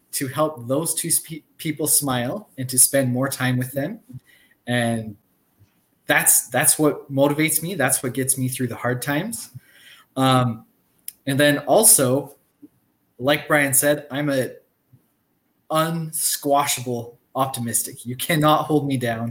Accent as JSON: {"language": "English", "country": "Canada", "said": "I am a Canadian, true and blue."}